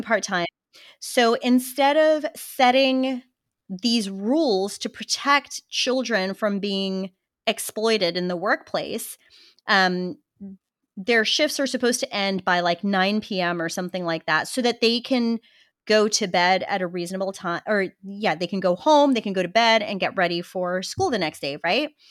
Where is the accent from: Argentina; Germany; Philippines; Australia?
Australia; Western Australia; moved away as an adult; now in United States; I grew up in Western Australia